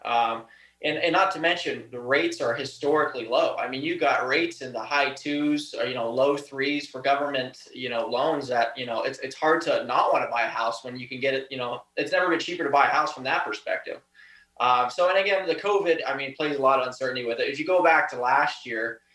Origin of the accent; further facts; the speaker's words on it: Erie County, Pennsylvania, United States; I was born and raised here